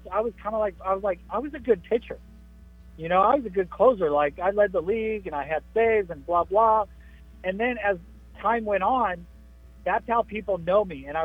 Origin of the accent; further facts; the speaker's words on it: San Diego, California, United States; I was born in San Diego, so I kind of feel like San Diego is home to me too